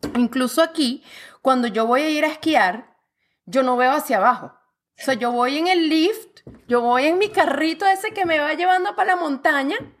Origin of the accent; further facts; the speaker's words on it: Venezuela; now in Canada; yo como venezolana, mira, alborotada, gritona, rumbera